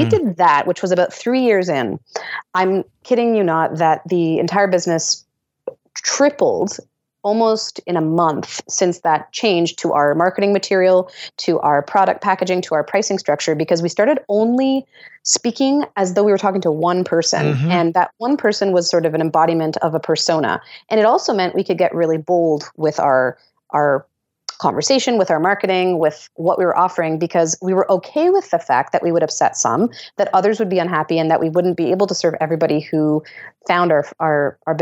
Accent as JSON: {"language": "English", "country": "Canada", "said": "as a Canadian"}